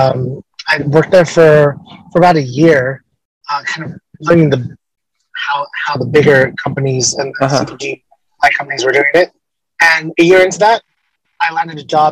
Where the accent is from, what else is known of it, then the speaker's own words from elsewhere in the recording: Los Angeles, California, United States; I'm from Los Angeles